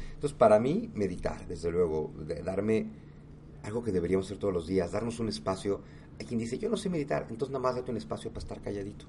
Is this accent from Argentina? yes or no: no; Mexico; todos somos mexicanos